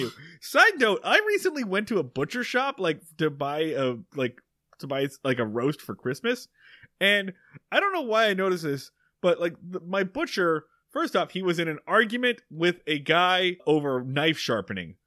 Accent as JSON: {"language": "English", "town": "Medford", "region": "Oregon", "country": "United States", "tie": "born or raised there", "said": "my hometown of Medford, Oregon"}